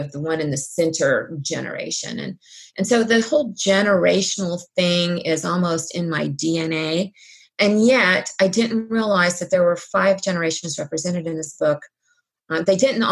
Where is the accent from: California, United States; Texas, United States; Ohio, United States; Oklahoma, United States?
Ohio, United States; Cincinnati; When I was born in Cincinnati, I was the fifth generation